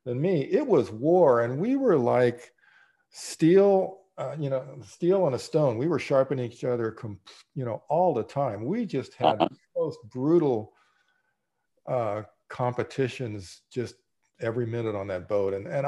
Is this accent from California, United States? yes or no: yes; Laguna Beach, California, United States; I grew up in Southern California in Laguna Beach and as a kid and through high school.